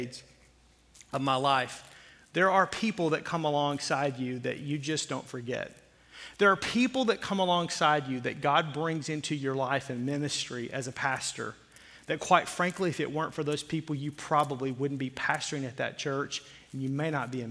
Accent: Fort Smith, Arkansas, United States; I grew up in the South. I grew up in Fort Smith, Arkansas.

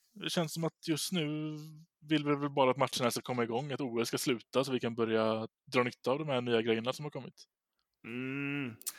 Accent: Gothenburg, Västra Götaland, Sweden; så sitter jag här i, som göteborgare

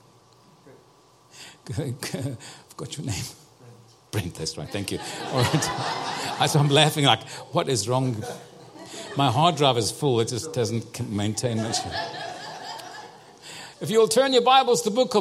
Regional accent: Cape Town, Western Cape, South Africa; I was born and raised in Cape Town, South Africa

